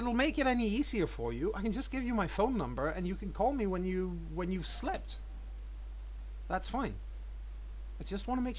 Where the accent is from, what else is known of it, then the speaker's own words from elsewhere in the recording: Copenhagen, Capital Region of Denmark, Denmark; I don't come from Narnia. I come from Copenhagen.